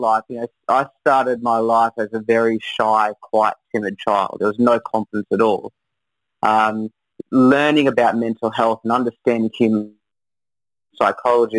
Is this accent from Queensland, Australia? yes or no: yes; Brisbane, Queensland, Australia; moved away as an adult; also born or lived in Newcastle, New South Wales; now in Coffs Harbour, Australia; I'm from Brisbane. I've been up there for most of my life, growing up there